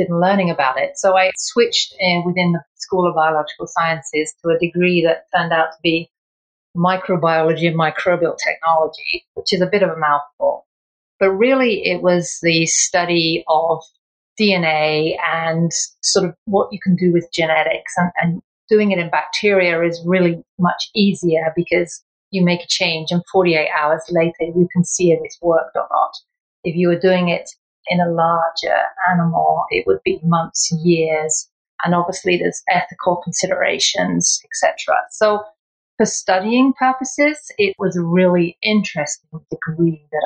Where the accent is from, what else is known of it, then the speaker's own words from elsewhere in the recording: England, United Kingdom; I was born in England and my mom was Irish. My dad was English. And I went through school